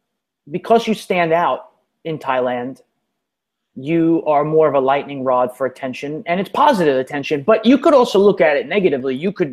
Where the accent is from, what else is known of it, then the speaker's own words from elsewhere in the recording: New York City, New York, United States; Okay. Now, I think also that I'm from New York City